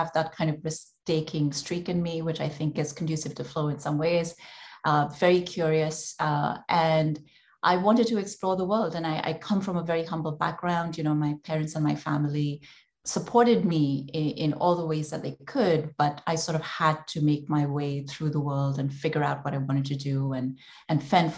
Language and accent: English; India; moved away; I grew up in India, and like every other Indian girl who did well in school